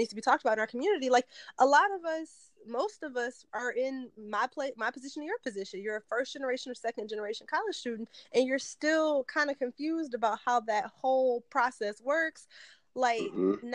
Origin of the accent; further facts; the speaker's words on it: Detroit, Michigan, United States; also born or lived in Southfield, Michigan; I was born and raised in Detroit, but my parents put us in private schools in Southfield